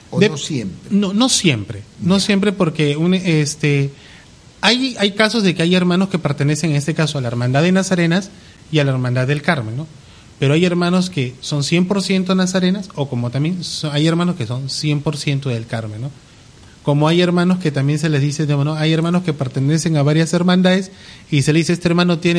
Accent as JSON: {"language": "Spanish", "country": "Peru", "said": "como peruanos tenemos que sentirnos orgullosos de esta tierra que nos vio nacer."}